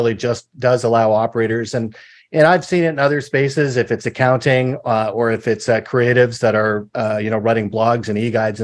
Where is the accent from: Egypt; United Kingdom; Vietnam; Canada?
Canada; being a Canadian and then being in the US